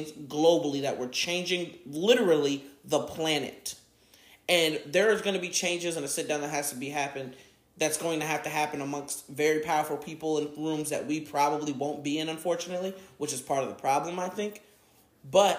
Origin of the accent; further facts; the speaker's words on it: United States; I'm super proud to be an American